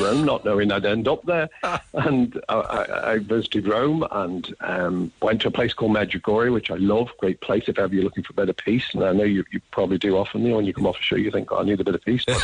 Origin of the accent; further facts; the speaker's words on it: England, United Kingdom; accent: English; moved away as an adult; also born or lived in Donegal, Ireland; now in Ireland; I was born in England, my parents are Irish